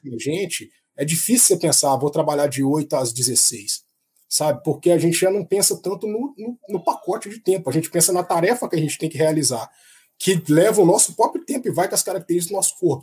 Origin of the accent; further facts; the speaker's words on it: Itabira, Minas Gerais, Brazil; also born or lived in Contagem, Minas Gerais; Eu passei minha infância, que é a terra de coração, não é onde eu nasci, em Tabira, Minas Gerais